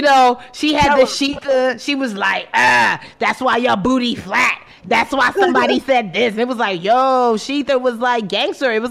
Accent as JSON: {"language": "English", "country": "Nigeria", "said": "I am Nigerian"}